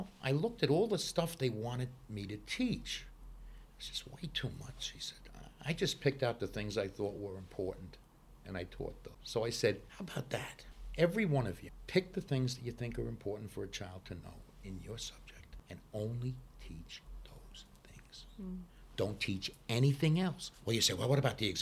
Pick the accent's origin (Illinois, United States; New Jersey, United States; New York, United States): New York, United States; New York City; I grew up in Brooklyn